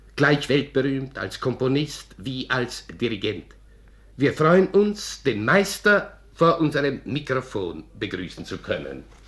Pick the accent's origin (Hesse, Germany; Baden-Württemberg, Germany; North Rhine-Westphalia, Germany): Hesse, Germany; Frankfurt; accent: Frankfurt dialect; moved away as an adult; also born or lived in United States / Switzerland; wir sind Frankfurter